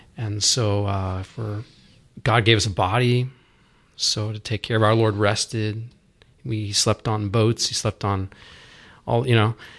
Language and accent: English; Roswell, Georgia, United States; also born or lived in Dallas; now in Dahlonega, United States; Growing up around Roswell, um, my uncle he taught us how to fly fish.